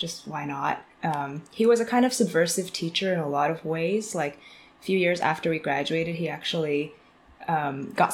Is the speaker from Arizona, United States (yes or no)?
no; Bedford, Massachusetts, United States; moved away as an adult; also born or lived in China / West Coast / Taipei / San Francisco; now in London, United Kingdom; So I'm from Boston area originally. Grew up in a suburb of Boston called Bedford, and I spent most of my life there until after high school